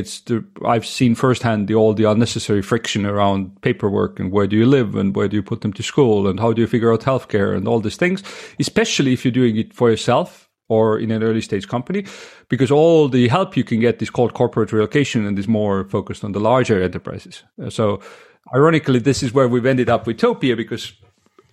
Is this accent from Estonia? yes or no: yes; Estonia; also born or lived in United States; I'm Estonian, born and raised in Estonia